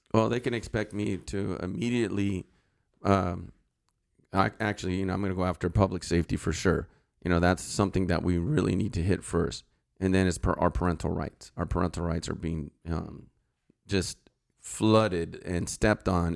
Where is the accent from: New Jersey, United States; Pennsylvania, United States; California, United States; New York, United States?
California, United States; Santa Clarita; also born or lived in San Fernando Valley, California / Sylmar / Granada Hills / Northridge; I grew up in Santa Clarita.